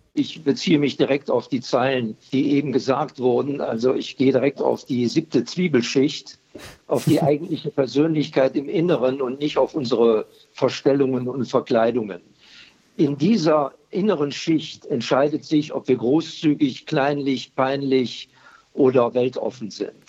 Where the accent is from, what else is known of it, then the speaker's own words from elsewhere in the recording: Germany; Bei uns in Deutschland